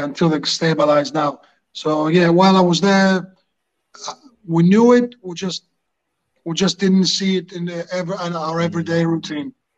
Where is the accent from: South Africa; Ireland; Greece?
Greece; moved away as an adult; also born or lived in Hartlepool, England; I'm from Greece